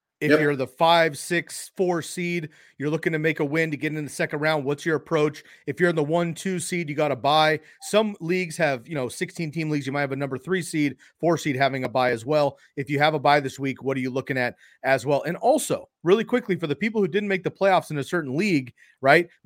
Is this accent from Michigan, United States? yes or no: no; California, United States; I grew up in California